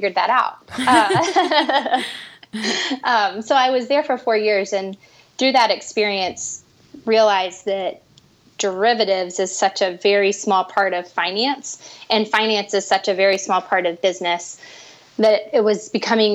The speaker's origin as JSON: {"language": "English", "town": "Chattanooga", "region": "Tennessee", "country": "United States", "also_born_or_lived": "Wheaton, Illinois / Pennsylvania / Charlottesville, Virginia", "moved": "as an adult", "lives_now": "Atlanta, United States", "said": "I'm originally from Chattanooga, Tennessee, and spent about 10 years outside of the South after high school."}